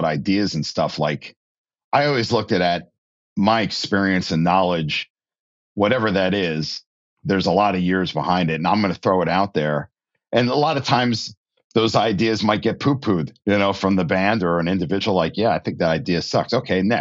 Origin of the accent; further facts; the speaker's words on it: New Jersey, United States; I grew up in New Jersey.